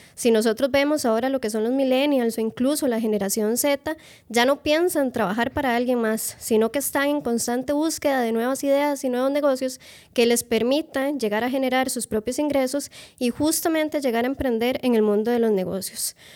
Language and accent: Spanish; Moravia, San José, Costa Rica; yo soy de Moravia y Moravia no es lo que era antes